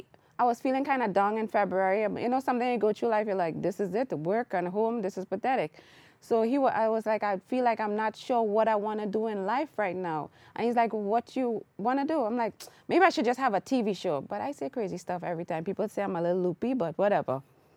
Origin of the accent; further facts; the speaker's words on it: Trinidad & Tobago; And I am Trinidadian.